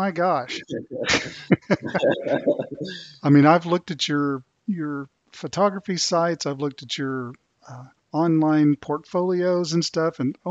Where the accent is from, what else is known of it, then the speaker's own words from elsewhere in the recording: the South, United States; growing up in the South